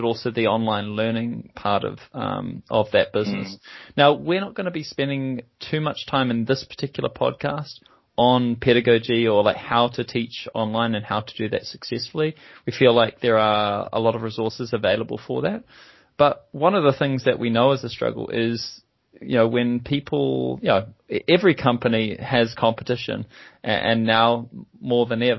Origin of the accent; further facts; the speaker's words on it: New Zealand; accent: Kiwi; now in London, United Kingdom; by my accent, you can tell that I'm also a Kiwi. So I'm a New Zealander based over here